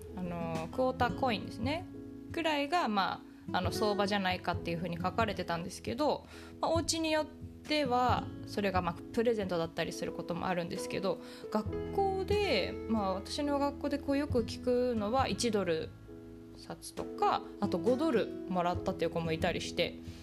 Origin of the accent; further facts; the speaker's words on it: Japan; now in United States; 日本で育った